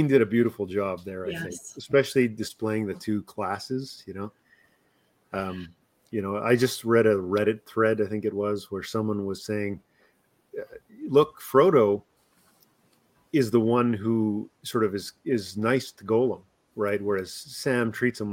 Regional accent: the Texas of Canada, Alberta, Canada; I'm already from the Texas of Canada

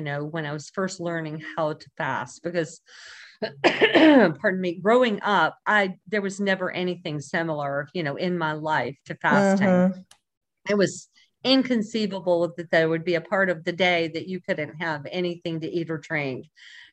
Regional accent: Alabama, United States; I grew up in a small town in Alabama

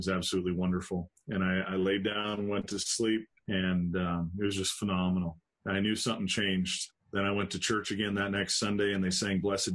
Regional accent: Helena, Montana, United States; also born or lived in Dillon, Montana; I was born in Montana. Spent a lot of my life there. And born in a town called Helena

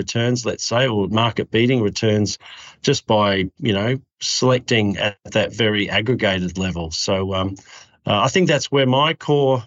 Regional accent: Adelaide, South Australia, Australia; I came from Adelaide, so I'm originally from Adelaide, developed an early interest and liking of economics way back in high school.

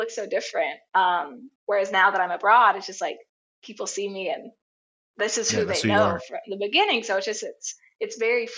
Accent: the South, United States; like the United States growing up in the South, not the best place to be queer, not the most accepting.

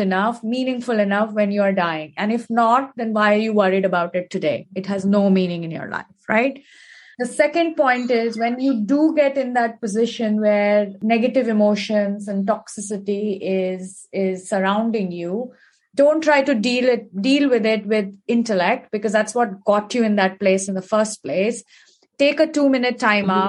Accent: India; growing up in India, we have heard about this in terms of our scriptures and our ancestors

